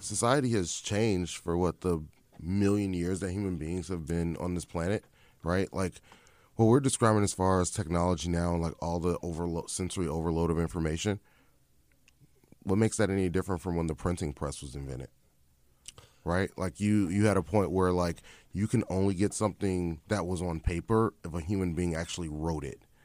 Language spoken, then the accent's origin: English; Chicago, Illinois, United States; I'm born and raised in Chicago